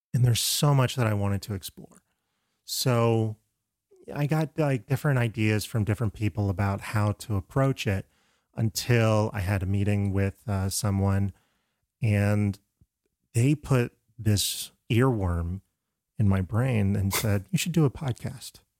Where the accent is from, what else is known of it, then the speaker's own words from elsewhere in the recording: Florida, United States; I'm from Florida